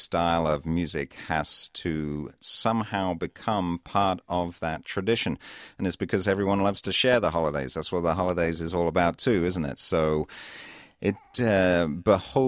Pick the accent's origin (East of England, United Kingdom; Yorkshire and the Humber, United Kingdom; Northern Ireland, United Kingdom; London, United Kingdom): East of England, United Kingdom; Cambridge; now in Minnesota, United States; I grew up just outside Cambridge in the UK